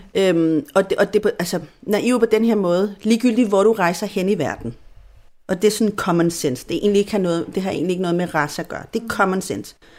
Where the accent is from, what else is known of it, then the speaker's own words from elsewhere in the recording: Chile; first language Spanish; Danish is a second language; now in Denmark; Jeg er jo chilener fuldt ud, fodblods på alle måder. Altså, jeg har chilensk pas, jeg bor bare i Danmark